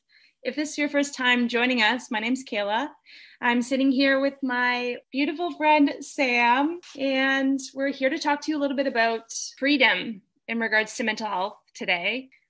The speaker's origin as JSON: {"language": "English", "town": "Kitchener", "region": "Ontario", "country": "Canada", "tie": "born or raised there", "said": "we actually met, I think it was 14 years ago, at a bar in my hometown, our hometown, because you're from KW"}